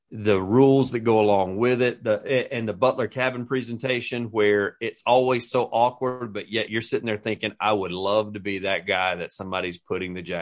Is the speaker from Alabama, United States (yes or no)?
yes; Alabama, United States